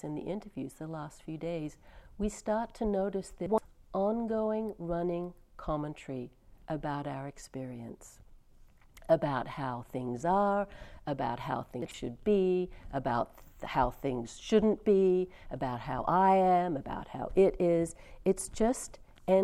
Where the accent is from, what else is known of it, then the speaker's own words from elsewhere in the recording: California, United States; I'm from California